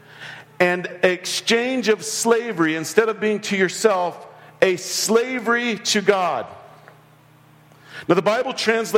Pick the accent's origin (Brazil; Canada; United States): United States